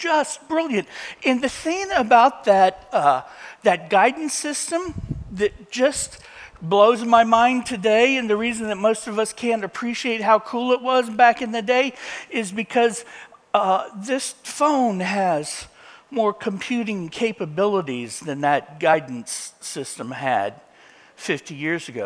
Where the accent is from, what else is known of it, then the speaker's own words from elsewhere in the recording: Indiana, United States; A farm boy growing up in Indiana